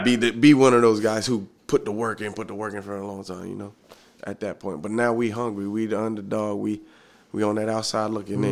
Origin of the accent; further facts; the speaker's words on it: Hollywood, Florida, United States; I'm from Miami, Florida, Hollywood, Florida, really.